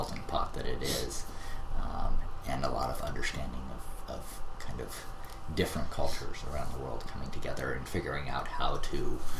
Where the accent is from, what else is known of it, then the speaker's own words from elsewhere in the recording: Hawaii, United States; moved away as an adult; also born or lived in Alaska / California / Boston; I moved to Hawaii basically when I was like 4 or 5 years old mm-hmm. and spent the rest of my sort of schooling and high school there mm-hmm. and then moved to California for college